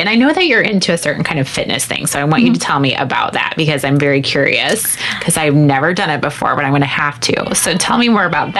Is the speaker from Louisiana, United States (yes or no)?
no; Panama, Iowa, United States; moved away; I'm from Shelby County. That's where I grew up.